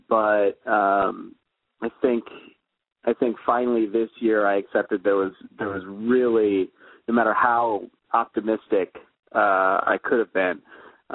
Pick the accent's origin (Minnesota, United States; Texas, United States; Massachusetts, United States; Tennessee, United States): Minnesota, United States; Minneapolis; now in Madison, United States; I grew up in the Twin Cities